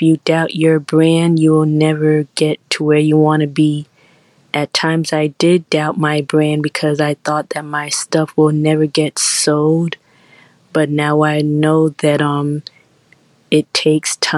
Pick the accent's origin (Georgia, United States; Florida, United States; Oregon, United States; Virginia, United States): Florida, United States; Miami; I'm from Miami, Florida.